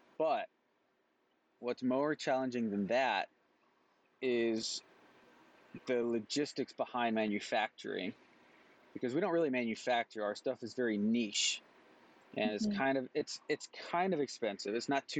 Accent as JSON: {"language": "English", "country": "Mexico", "tie": "born or raised there", "also_born_or_lived": "North Carolina", "lives_now": "Kansas City, United States", "said": "I'm actually from North Carolina. That's where I was born. And then I grew up in Mexico."}